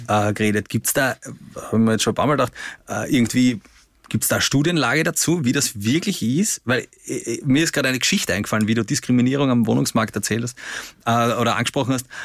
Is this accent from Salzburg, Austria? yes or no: no; Vienna, Austria; In den 90er Jahren in, in Simmering, wo ich aufgewachsen bin